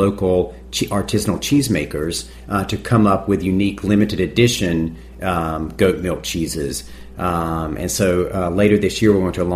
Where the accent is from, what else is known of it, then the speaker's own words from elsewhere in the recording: North Carolina, United States; moved away; I grew up in North Carolina